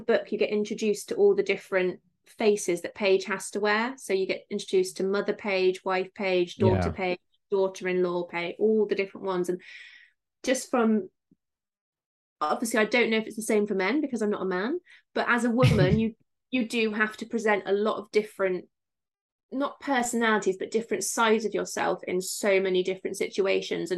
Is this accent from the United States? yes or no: no; Somerset, South West England, United Kingdom; accent: Somerset; I'm from Somerset, so they all talk like this.